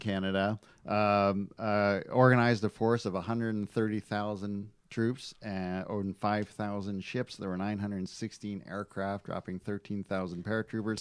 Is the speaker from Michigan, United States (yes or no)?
yes; Michigan, United States; I grew up in Michigan